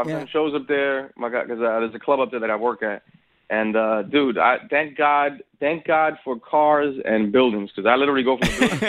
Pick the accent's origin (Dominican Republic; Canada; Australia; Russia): Dominican Republic; I'm from Dominican Republic, and the flavor is different. The seasoning is different. The Spanish is different.